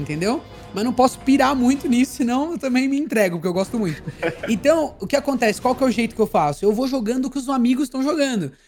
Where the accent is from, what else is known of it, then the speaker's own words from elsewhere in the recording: Socorro, São Paulo, Brazil; Eu sou do interior de São Paulo, Socorro, que é uma cidade de 36 mil habitantes